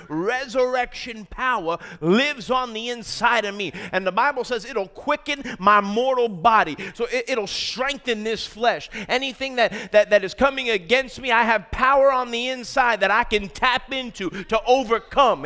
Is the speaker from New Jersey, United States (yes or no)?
no; New York, United States; from New York